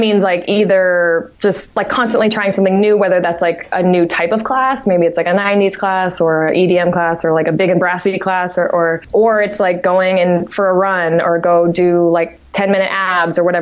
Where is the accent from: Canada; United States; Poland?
United States; Martha's Vineyard, Massachusetts; moved away; also born or lived in Amherst, Massachusetts; I'm originally from Martha's Vineyard, Massachusetts, small island